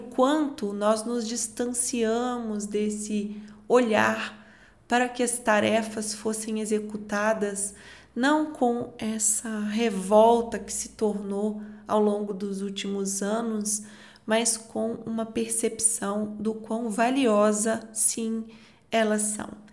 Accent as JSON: {"language": "Portuguese", "region": "Minas Gerais", "country": "Brazil", "said": "Eu, como uma boa mineira"}